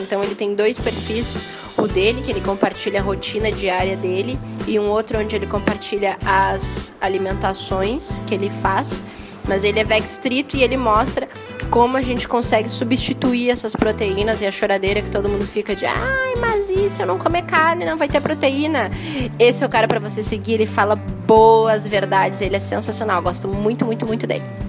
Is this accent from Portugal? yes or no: no; Curitiba, Paraná, Brazil; eu sou curitibana, mas toda a minha família é do Rio Grande do Sul